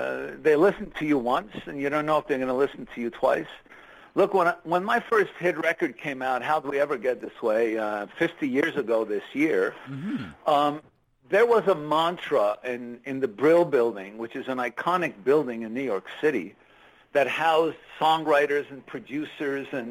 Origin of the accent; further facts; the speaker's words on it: Montreal, Quebec, Canada; born and raised in Montreal of immigrant parents